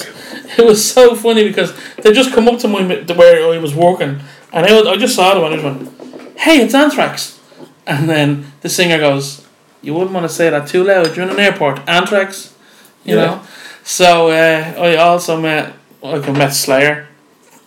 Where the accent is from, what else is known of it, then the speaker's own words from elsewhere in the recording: Dublin, Leinster, Ireland; I'm from Finglas